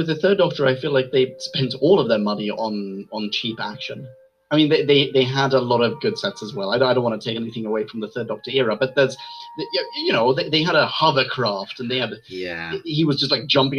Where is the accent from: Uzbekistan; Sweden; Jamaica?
Sweden; moved away; I grew up in Sweden.